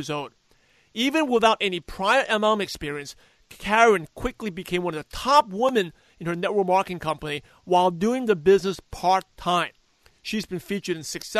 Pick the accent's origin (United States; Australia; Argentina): United States; New York; whole neighborhood of where I grew up in New York